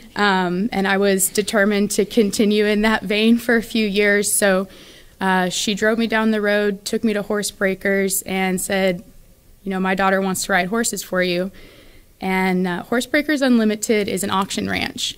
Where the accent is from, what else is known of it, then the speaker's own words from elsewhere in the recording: Phoenix area, Arizona, United States; also born or lived in Enumclaw, Washington; now in San Antonio, United States; when I was in first grade, we moved to Phoenix